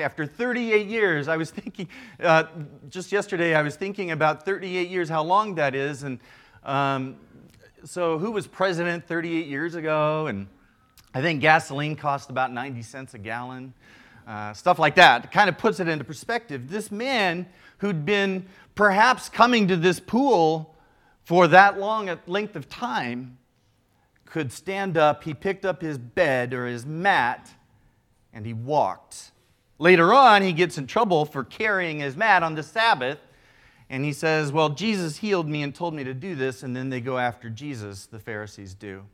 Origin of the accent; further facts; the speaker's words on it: Midwest, United States; also born or lived in Chicago; now in Southern California, United States; Now, here in Southern California, I'm from the Midwest.